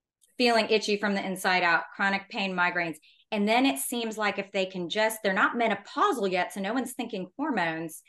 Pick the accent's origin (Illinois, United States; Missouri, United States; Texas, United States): Texas, United States; growing up in Texas